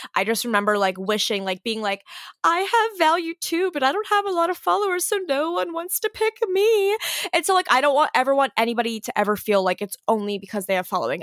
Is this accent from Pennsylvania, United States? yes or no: yes; Western Pennsylvania, United States; moved away as an adult; also born or lived in Philadelphia; I grew up in Western P